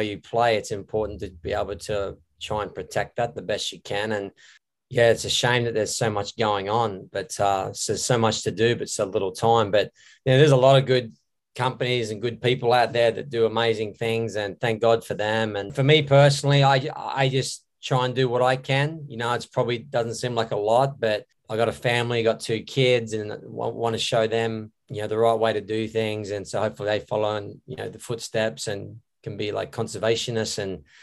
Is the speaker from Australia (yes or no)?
yes; Australia; now in Hawaii, United States; I'm originally from Australia. I now live in Hawaii on the North Shore.